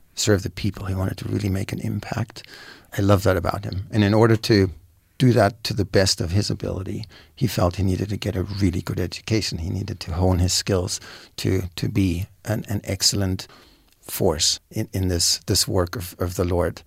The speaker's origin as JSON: {"language": "English", "country": "Germany", "moved": "yes", "said": "I'm from Germany"}